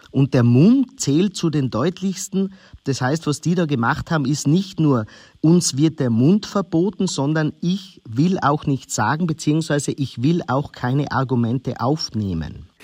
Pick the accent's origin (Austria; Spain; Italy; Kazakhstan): Austria; als gebürtiger Österreicher